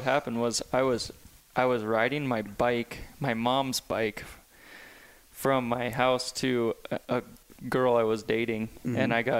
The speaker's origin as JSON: {"language": "English", "town": "Bozeman", "region": "Montana", "country": "United States", "tie": "born or raised there", "also_born_or_lived": "California", "said": "So, yeah, I been here my whole life in Bozeman. Grew up Richard Canyon. Originally, my parents are from Southern California, Laguna Beach mm-hmm. area."}